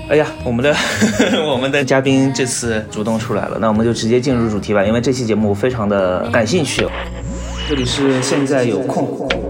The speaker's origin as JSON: {"language": "Chinese", "region": "Shanghai", "country": "China", "tie": "born or raised there", "said": "我是上海的嘛，那我从小学的时候，我们学校的图书馆的馆藏量就已经能够满足我的阅读需求了"}